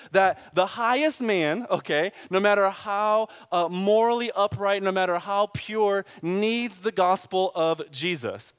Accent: Pontiac, Michigan, United States; now in Austin, United States; I'm from Pontiac, which is the tenth most dangerous city in America now.

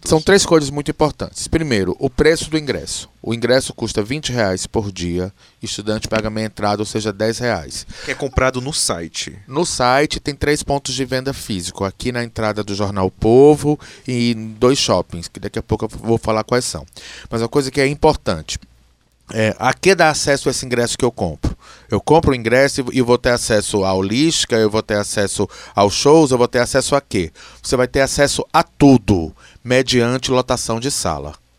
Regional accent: Alagoas, Brazil; now in Ceará, Brazil; eu sou alagoano e a razão de ter vindo morar no Ceará foi para fazer essa escola

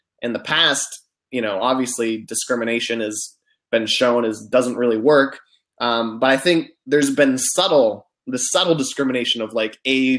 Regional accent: United States; I'm an American

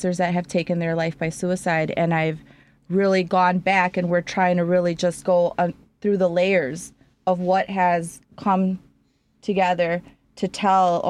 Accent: Chicago, Illinois, United States; I am originally from Chicago, born and raised on the north side.

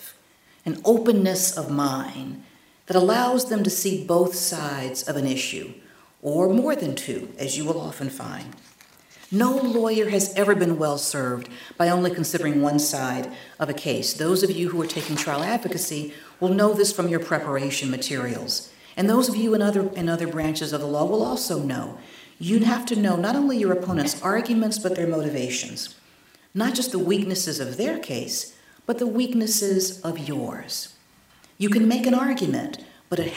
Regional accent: North Carolina, United States; my home state in North Carolina

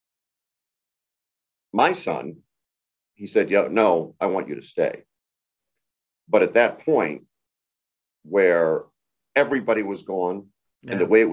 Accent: Phoenix, Arizona, United States; moved away; I'm from Phoenix originally.

